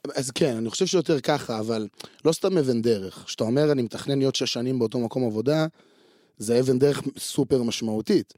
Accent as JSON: {"language": "Hebrew", "town": "Afula", "region": "Northern District", "country": "Israel", "tie": "born or raised there", "said": "אני נולדתי אה, בעפולה, בצפון"}